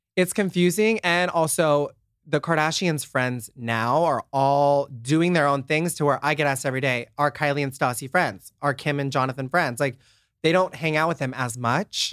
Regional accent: Nebraska, United States; moved away as an adult; now in Los Angeles, United States; I'm from Nebraska, a super small town

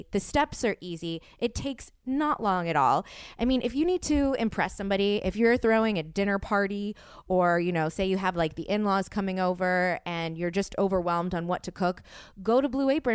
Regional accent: New Orleans, Louisiana, United States

